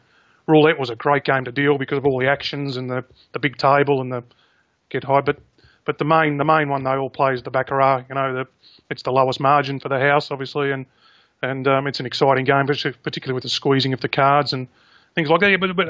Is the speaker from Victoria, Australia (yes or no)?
yes; Caulfield, Victoria, Australia; there's a lot of racing people around that club and born and bred in Caulfield.